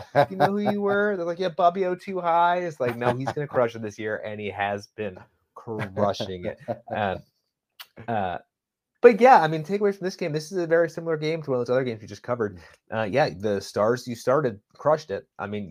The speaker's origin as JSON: {"language": "English", "region": "New England", "country": "United States", "said": "since I'm from New England"}